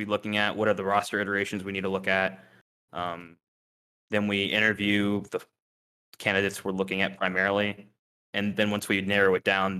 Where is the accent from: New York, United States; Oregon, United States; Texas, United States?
Texas, United States; Houston; moved away; I grew up in Houston